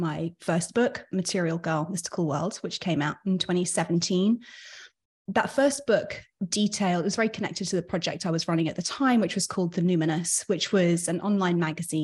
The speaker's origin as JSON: {"language": "English", "region": "London", "country": "United Kingdom", "also_born_or_lived": "New York", "moved": "yes", "lives_now": "Miami, United States", "said": "we're both from London"}